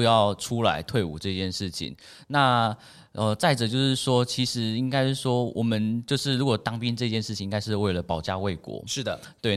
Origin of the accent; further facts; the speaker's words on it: Taiwan; 我们台湾人